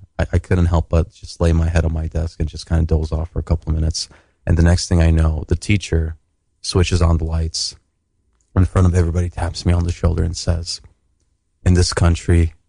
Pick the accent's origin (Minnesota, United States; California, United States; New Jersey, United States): Minnesota, United States; Rochester; English is a second language; also born or lived in Turkey; I grew up in the Midwest.